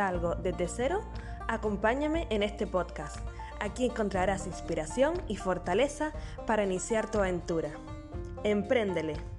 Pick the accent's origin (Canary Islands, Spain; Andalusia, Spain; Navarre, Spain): Canary Islands, Spain; nacida en Canarias